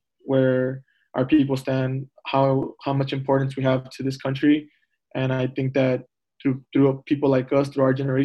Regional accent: Palmview, Texas, United States; moved away as an adult; also born or lived in Michigan; I'm from Palm View, Texas, the Valley

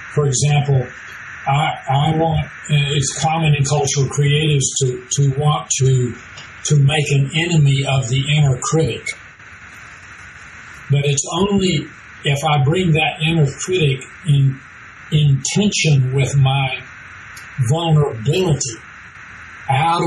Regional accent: Texas, United States; being a Texan

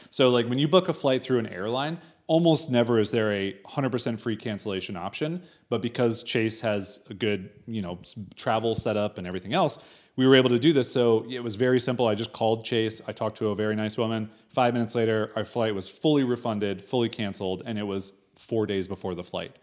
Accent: United States; moved away as an adult; we are American

